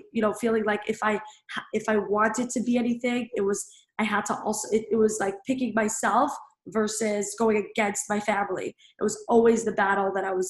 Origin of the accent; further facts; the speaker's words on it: New York City, New York, United States; I grew up in Brooklyn, New York